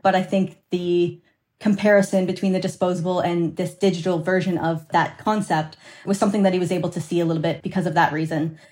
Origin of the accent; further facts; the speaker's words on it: Canada; I'm Canadian, uh, my partner's Canadian, so our business is registered in Canada